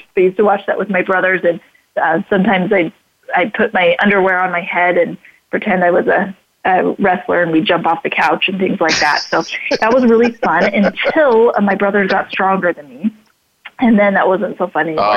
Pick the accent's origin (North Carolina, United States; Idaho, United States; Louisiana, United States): Idaho, United States; Idaho Falls; I grew up in Idaho Falls, Idaho